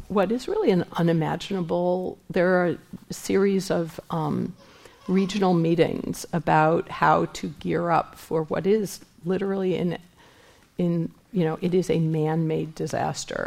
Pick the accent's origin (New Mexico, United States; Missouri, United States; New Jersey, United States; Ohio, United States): Missouri, United States; now in San Francisco, United States; I'm from Missouri